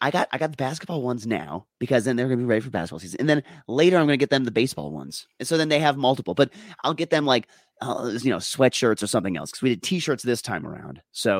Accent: Minnesota, United States; as the Minnesotan who's in the crew here

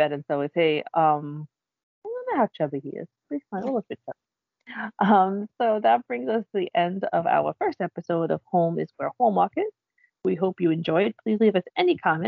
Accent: New York City, New York, United States; I grew up on Staten Island, and it's a little bit different than the rest of the boroughs

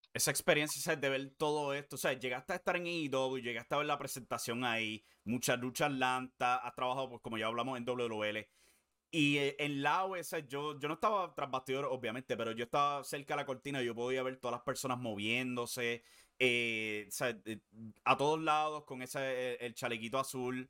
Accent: Puerto Rico; siendo puertorriqueño

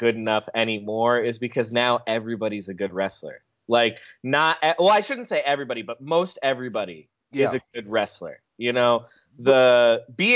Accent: Charlotte, North Carolina, United States; I'm from Charlotte

